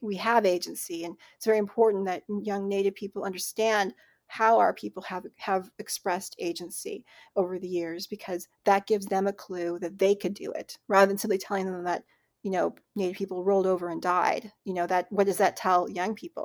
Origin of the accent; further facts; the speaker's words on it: Richland, Washington, United States; also born or lived in Cleveland, Ohio; I grew up in Richland, Washington